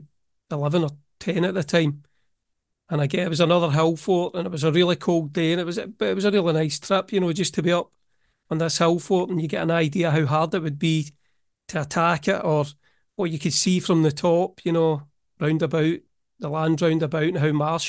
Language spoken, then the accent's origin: English; Scotland, United Kingdom; No, I hate it. I'm from Scotland, remember.